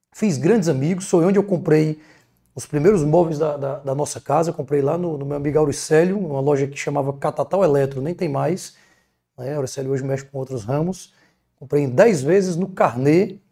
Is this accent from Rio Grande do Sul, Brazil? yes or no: no; Sobral, Ceará, Brazil; also born or lived in Piauí; now in Fortaleza, Brazil; eu nasci em Sobral, apesar de já ter morado no Piauí estudando, morei aqui em Fortaleza estudando, atualmente estou morando em Fortaleza novamente